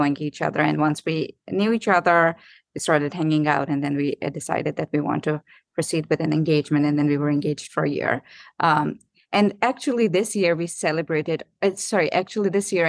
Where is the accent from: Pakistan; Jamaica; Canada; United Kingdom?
Pakistan; moved away as an adult; also born or lived in Durham, United States / Seattle, United States; now in Los Angeles, United States; I was born and brought up in Pakistan and came here in 2015